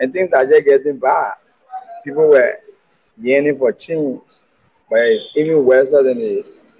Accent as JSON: {"language": "English", "country": "Liberia", "said": "I'm from Liberia."}